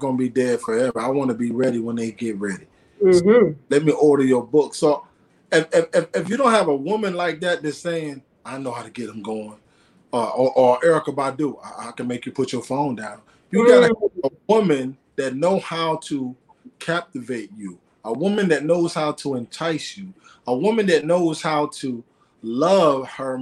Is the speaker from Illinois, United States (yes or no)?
yes; Aurora, Illinois, United States; I was the first rapper in the city that I'm from, a few minutes outside of Chicago. I'm from Aurora, Illinois